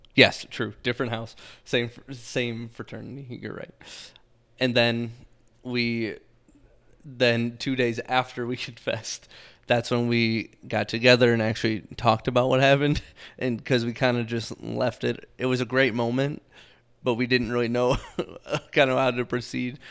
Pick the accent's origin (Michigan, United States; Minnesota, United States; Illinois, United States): Michigan, United States; Southeast; moved away as an adult; now in Arizona, United States; I'm from Michigan, um, Southeast Michigan. I grew up there my entire life up until we moved out to Arizona.